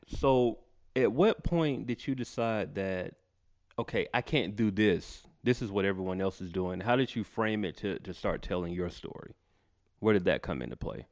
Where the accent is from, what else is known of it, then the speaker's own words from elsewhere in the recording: Macon, Georgia, United States; moved away as an adult; now in Atlanta, United States; I was born in Atlanta, but I was raised in Macon, about an hour away from here.